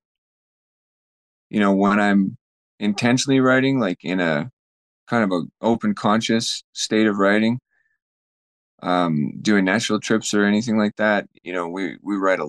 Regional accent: Fort St. John, British Columbia, Canada; we were up in Fort St. John in my hometown

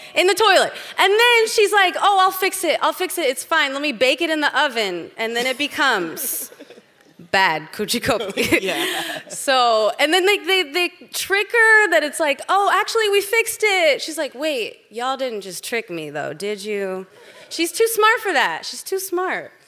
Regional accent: Kentucky, United States; also born or lived in Rialto, California; now in Pomona, United States; I am from Rialto, but I grew up in Kentucky

